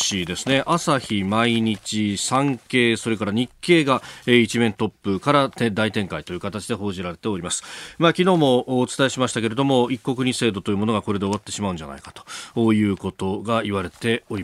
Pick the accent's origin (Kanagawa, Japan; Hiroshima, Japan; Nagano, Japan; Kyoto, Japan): Kanagawa, Japan; Yokosuka; 私はあの、神奈川県出身なんで、もう日産王国の中で育ってですね、しかも横須賀っていうと、おっぱまに大工場があって、もう、そこに見学に行くっていうのが子供の頃の、まあ、年中行事みたいなもんだったんで